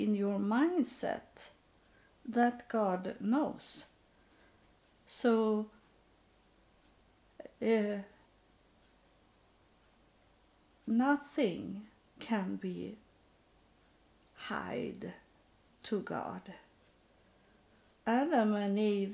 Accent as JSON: {"language": "English", "country": "Sweden", "also_born_or_lived": "United States", "second_language": "English", "said": "I was in my own country, I was still homeless and poor and needy, but I was in my country, and that means very much to could have the same languages and have the same sort of thinking, same culture"}